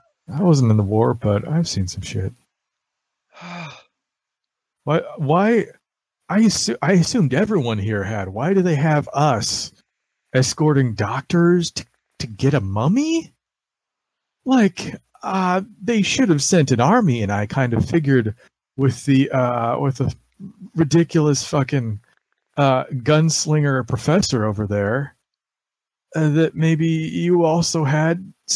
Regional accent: New Jersey, United States; No. I'm from New Jersey.

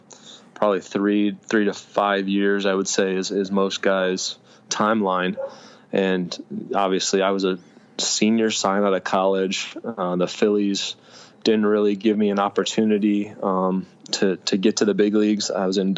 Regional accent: Phoenix, Arizona, United States; I grew up in Phoenix, Arizona

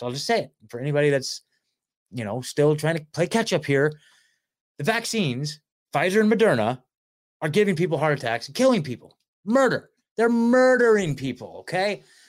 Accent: Portland, Oregon, United States; also born or lived in Beaver Creek, Oregon; I was born at, uh, Saint Vincent Hospital up in Portland, right? And my parents lived in a small town called, uh, Beaver Creek.

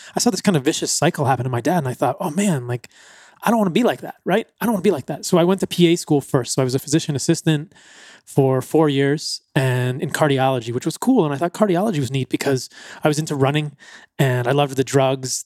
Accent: East Coast, United States; growing up on the East Coast. I grew up in the suburbs.

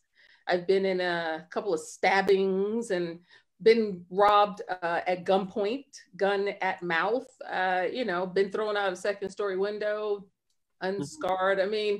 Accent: New York City, New York, United States; moved away; also born or lived in Virginia; I'm from the Bronx.

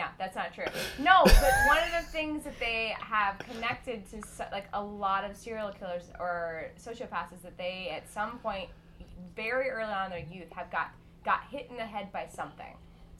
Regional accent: Houston, Texas, United States; now in Los Angeles, United States; I'm from Houston, Texas, originally.

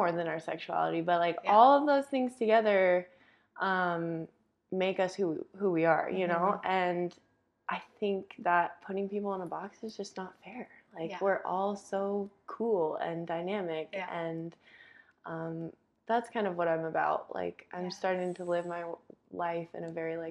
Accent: Salt Lake City, Utah, United States; Grew up in this community that was pretty conservative and like a little bit of a bubble here in Salt Lake City.

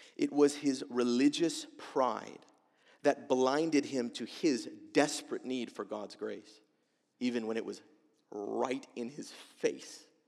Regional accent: United States

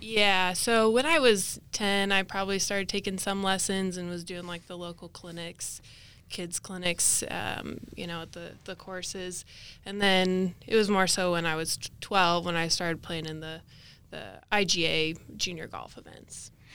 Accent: Caldwell, Idaho, United States; I grew up in Caldwell, Idaho, so about thirty minutes, uh, west of Boise.

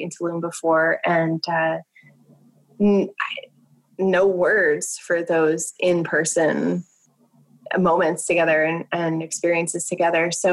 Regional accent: New Jersey, United States; I'm from New Jersey

